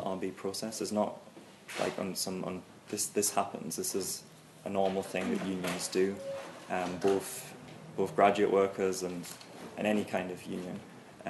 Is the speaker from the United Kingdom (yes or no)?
yes; Newcastle upon Tyne, North East England, United Kingdom; moved away; also born or lived in Chicago, Illinois; I'm from Newcastle in England.